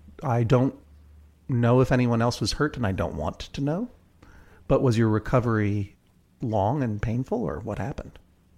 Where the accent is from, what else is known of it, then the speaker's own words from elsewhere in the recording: Brookline, Massachusetts, United States; now in New York City, United States; I'm from Brookline, Massachusetts.